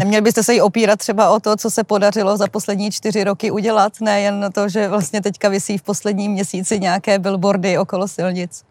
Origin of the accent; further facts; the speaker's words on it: Jihlava, Vysočina Region, Czechia; já jsem z Jihlavy a v Jihlavě se říká, že Pražáci i Brňáci nám jsou, eh, eh, obojí jedno